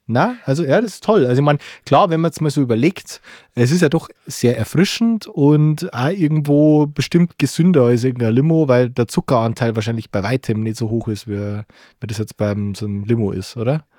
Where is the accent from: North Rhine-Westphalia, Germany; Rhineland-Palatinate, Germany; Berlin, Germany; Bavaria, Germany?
Bavaria, Germany; bei uns in Bayern